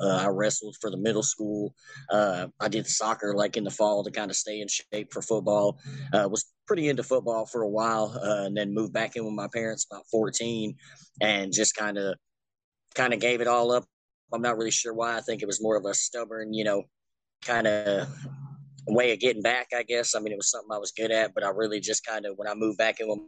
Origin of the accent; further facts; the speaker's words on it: Kentucky, United States; not so much the hometown, just the state of Kentucky